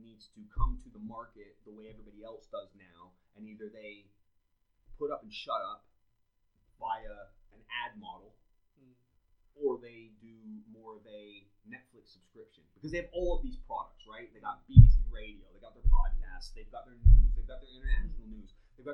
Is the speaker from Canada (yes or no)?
yes; Canada; now in United Kingdom; growing up in Canada